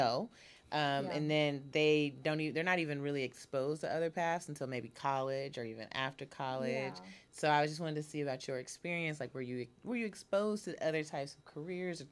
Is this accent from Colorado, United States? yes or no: no; Oakland, California, United States; also born or lived in Alabama / Connecticut; I am from Oakland. Born and raised.